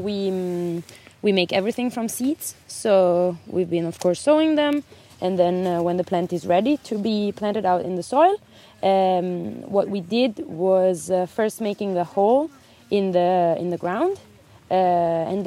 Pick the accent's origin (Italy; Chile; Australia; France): Italy; moved away as an adult; now in Denmark; I come from Italy, but I'm working in a very nice farm in Denmark